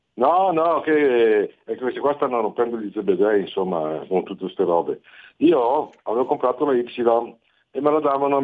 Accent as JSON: {"language": "Italian", "town": "Bergamo", "region": "Lombardy", "country": "Italy", "said": "sono di Bergamo"}